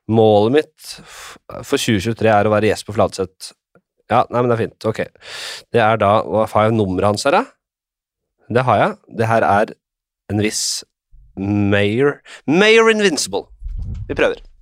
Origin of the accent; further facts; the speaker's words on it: Drammen, Buskerud, Norway; Jeg er fra Drammen